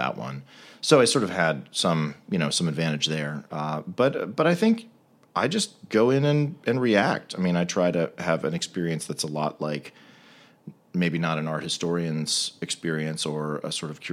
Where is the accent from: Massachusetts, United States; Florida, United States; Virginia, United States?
Virginia, United States; D.C., Virginia suburbs of Washington, United States; I grew up in the Virginia suburbs of Washington, D.C.